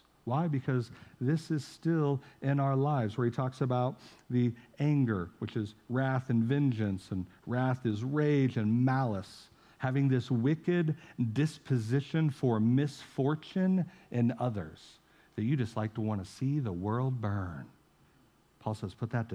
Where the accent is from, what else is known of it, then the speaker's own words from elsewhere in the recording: St. Joseph, United States; moved away; St. Joe in my hometown